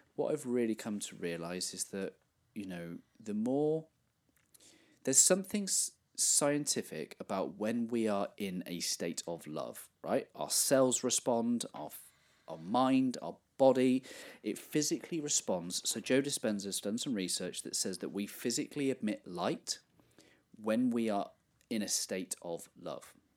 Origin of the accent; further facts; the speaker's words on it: England, United Kingdom; I grew up in England where not many young men were Christians